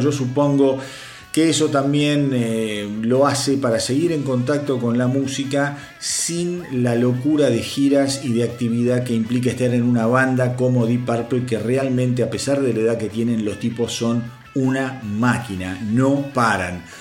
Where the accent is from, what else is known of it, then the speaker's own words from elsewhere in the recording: Argentina; para los que somos de Argentina y conocen la radio Aspen